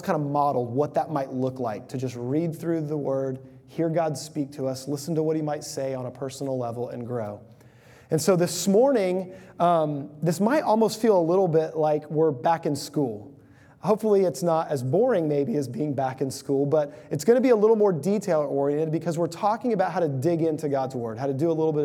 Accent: Houston, Texas, United States; I grew up in the Houston area of Texas

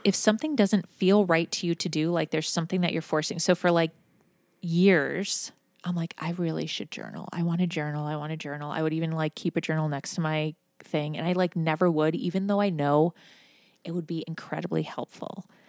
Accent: Buffalo, New York, United States; now in Cincinnati, United States; I'm from Buffalo, New York originally

